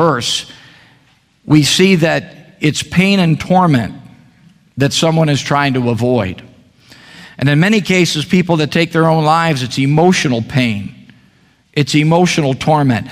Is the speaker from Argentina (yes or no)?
no; Chicago, Illinois, United States; now in Meridian, United States; my wife and I were born and raised in the Chicago area